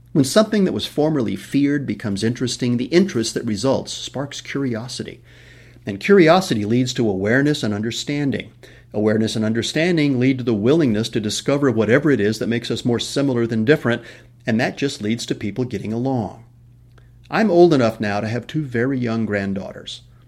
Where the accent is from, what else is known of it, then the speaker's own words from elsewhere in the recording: West Texas, United States; I was born in West Texas